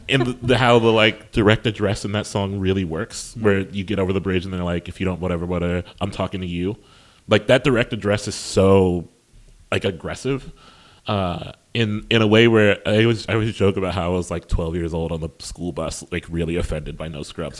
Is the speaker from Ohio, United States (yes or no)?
yes; Columbus, Ohio, United States; I'm from Columbus, Ohio, which is a really strong place for poetry.